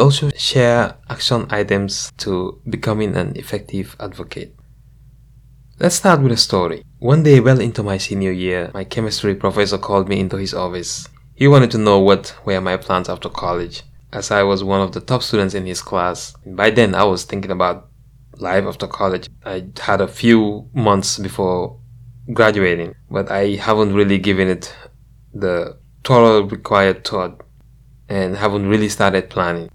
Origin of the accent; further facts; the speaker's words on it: Gambia; now in United States; growing up in the Gambia